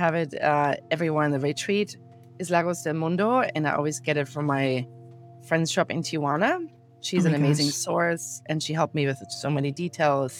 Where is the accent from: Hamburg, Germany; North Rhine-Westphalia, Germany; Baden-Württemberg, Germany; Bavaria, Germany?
Bavaria, Germany; Munich; moved away as an adult; now in Encinitas, United States; I'm from Munich, from Germany